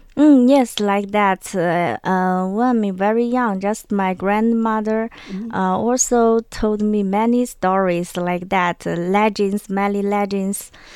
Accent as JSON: {"language": "English", "country": "China", "tie": "born or raised there", "said": "in my hometown, there mm-hmm. is a very special taboo. I think uh, maybe in uh, other place in China may not like"}